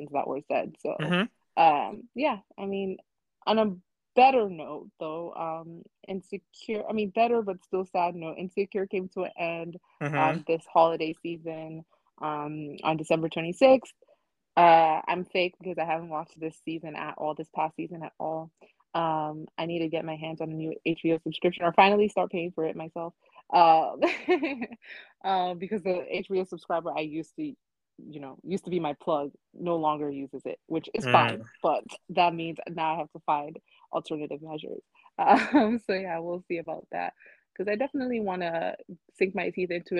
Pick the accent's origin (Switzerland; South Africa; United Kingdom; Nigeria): Nigeria; being Nigerian and how we view death